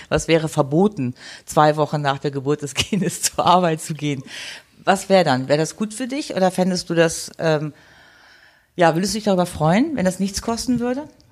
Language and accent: German; Germany; now in Switzerland; ich als Deutsche und mittlerweile Schweizerin